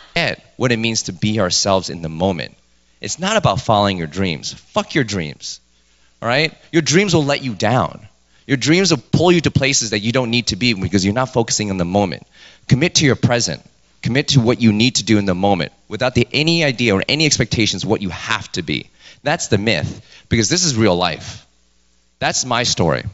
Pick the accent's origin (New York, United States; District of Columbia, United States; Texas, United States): New York, United States; New York City; I was born and raised in New York